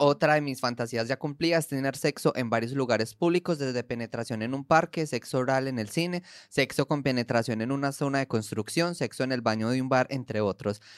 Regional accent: Colombia; en Colombia, por ejemplo, nosotros

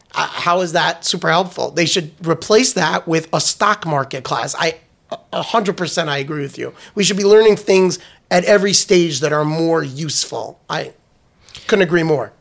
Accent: New York, United States; moved away as an adult; also born or lived in Washington, D.C.; I was born in New York. I had a, I lived in New York

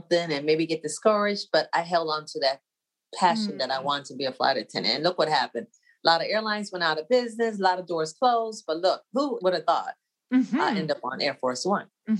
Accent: Bermuda; moved away; My hometown, Bermuda

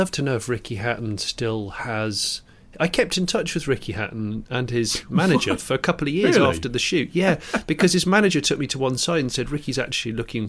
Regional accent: United Kingdom; Which doesn't make any sense as a British person, let alone as a foreign person.

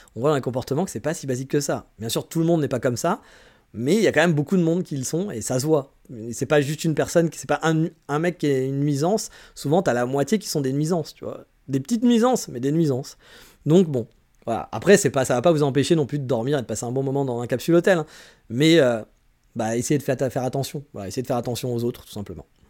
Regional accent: France; accent: French

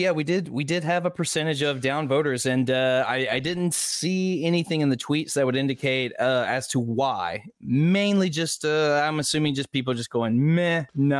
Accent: the South, United States; I'm a Southerner

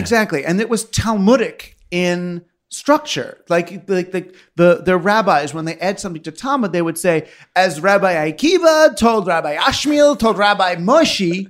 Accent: Queens, Larchmont, Scarsdale, New York, United States; Queens, Larchmont

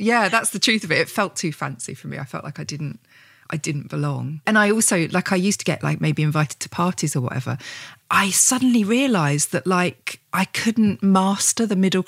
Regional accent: Gravesend, South East England, United Kingdom; also born or lived in Medway Towns; now in Whitstable, United Kingdom; But I moved from the really working class area of Kent. Like I grew up in Gravesend and then the Medbury Towns. And I felt like a class traitor when I first moved here.

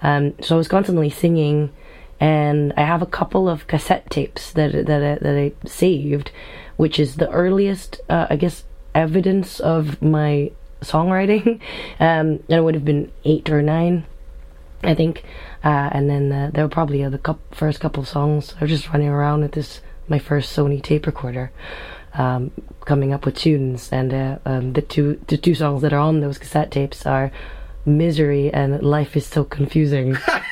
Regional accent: Stockholm, Stockholm County, Sweden; also born or lived in Jakarta, Indonesia; now in Scotland, United Kingdom; I grew up in Jakarta, in Indonesia, and then in Stockholm, Sweden. And then I've been in Scotland for the last 11 years now.

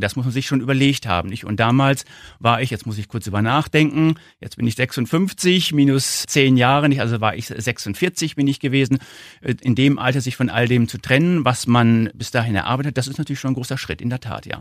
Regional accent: Northern Germany, Germany; accent: northern; Sie hören wahrscheinlich an meinem Akzent, ich komme aus dem Norden

